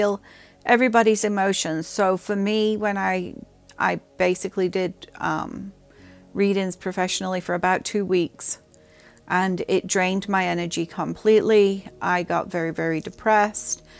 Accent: England, United Kingdom; I grew up in England

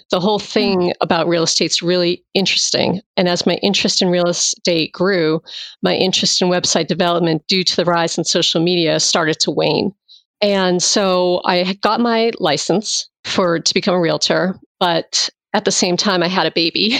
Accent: Massachusetts, United States; moved away as an adult; now in Virginia, United States; I'm originally from Massachusetts. And I moved down here after I graduated

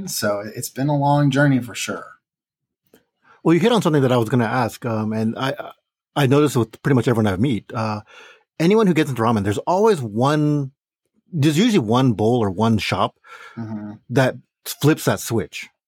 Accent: Chicago, Illinois, United States; accent: Midwest; I am from Chicago, Illinois. Chi Town.

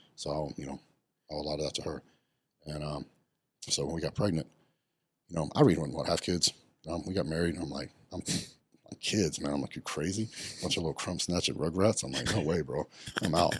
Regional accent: West Texas, United States; I grew up very poor. I grew up in West Texas, and I grew up on a cattle ranch

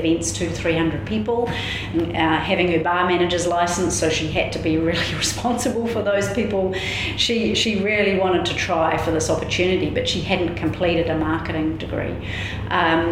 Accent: Waiuku, Auckland, New Zealand; I'm from Waiuku

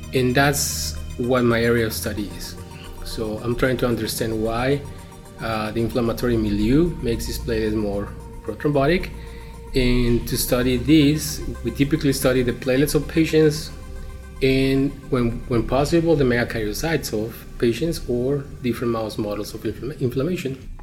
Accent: Mexico; moved away as an adult; Growing up in Mexico and training as a physician in Mexico

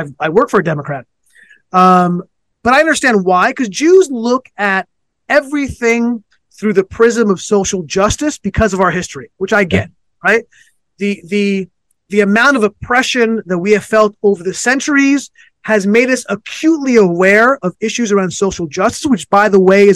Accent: Los Angeles, California, United States; when I was a kid growing up in Los Angeles

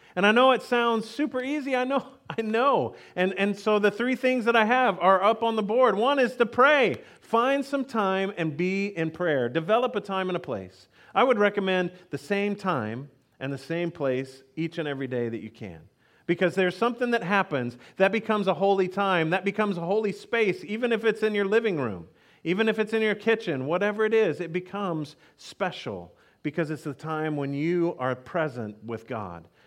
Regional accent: Texas, United States; I grew up in Texas

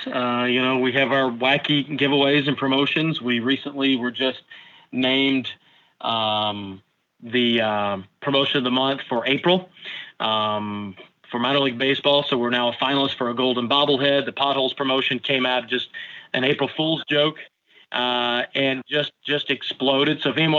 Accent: Nebraska, United States; And I grew up near Rosenblatt.

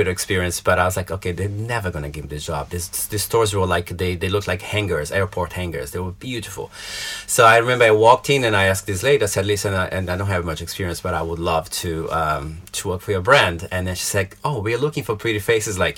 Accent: Belo Horizonte, Minas Gerais, Brazil; moved away as an adult; now in London, United Kingdom; I'm from a town called Belo Horizonte, which is in the southeast of Brazil

